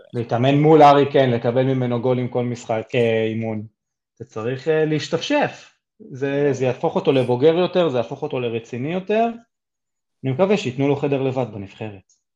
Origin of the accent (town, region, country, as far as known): Israel